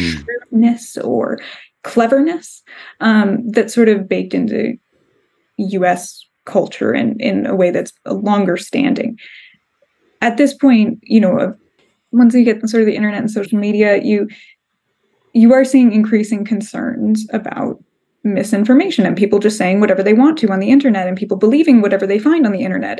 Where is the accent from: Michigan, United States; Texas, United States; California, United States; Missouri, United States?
California, United States; Southern; we're both from Southern California. Mm-hmm. And when you grow up in Southern California, we, we just sort of by coincidence have a lot of friends, family members, old people we went to school